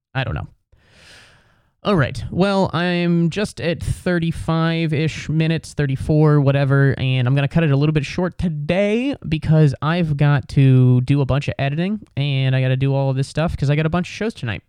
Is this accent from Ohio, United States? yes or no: yes; Cincinnati, Ohio, United States; I'm basically from Cincinnati. I'm from the suburbs